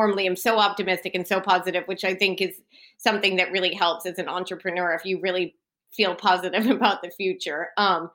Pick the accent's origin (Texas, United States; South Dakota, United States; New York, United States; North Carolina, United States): Texas, United States; moved away as an adult; now in United Kingdom; I'm from Texas where everything's sort of bigger and better